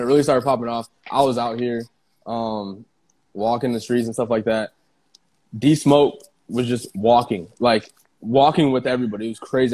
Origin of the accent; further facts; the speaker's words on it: Iowa, United States; moved away; I'm from Iowa. Like, we're from Iowa. Like, it's a small, small town